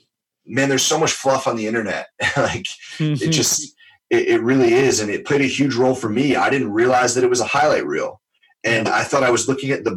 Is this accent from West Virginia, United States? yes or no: no; New York, United States; I'm born and raised in New York, diehard Giants fan, literally grew up in Giants Stadium